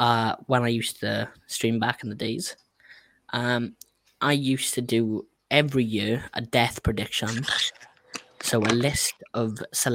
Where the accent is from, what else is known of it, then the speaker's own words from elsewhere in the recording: Wales, United Kingdom; I'm Welsh.